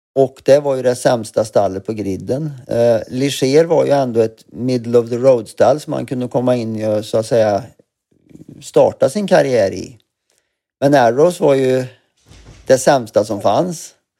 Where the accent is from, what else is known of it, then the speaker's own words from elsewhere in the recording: Glava, Värmland, Sweden; also born or lived in Arvika; now in London, United Kingdom; jag var född i Arvika och bodde i Glava, eller Glava glasbruk som det heter, eh, där mina föräldrar för övrigt fortfarande bor kvar i samma hus